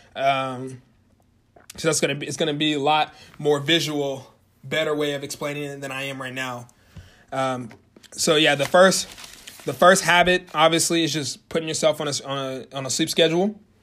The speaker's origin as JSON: {"language": "English", "town": "Norman", "region": "Oklahoma", "country": "United States", "tie": "born or raised there", "moved": "as an adult", "lives_now": "Springfield, United States", "said": "moved from my hometown of Norman, Oklahoma, and I moved to my new town of Springfield, Missouri"}